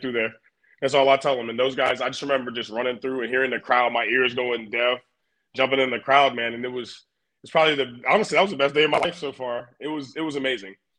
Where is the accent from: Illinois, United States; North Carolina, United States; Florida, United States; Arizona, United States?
North Carolina, United States; Garner; moved away as an adult; now in Buffalo, United States; I'm from Garner, North Carolina.